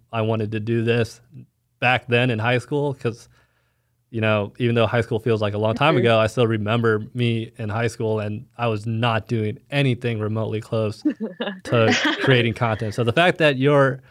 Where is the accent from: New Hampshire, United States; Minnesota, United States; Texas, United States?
Texas, United States; Dallas; moved away as an adult; also born or lived in Fayetteville, Arkansas; now in Kansas City, United States; I'm from Dallas, Texas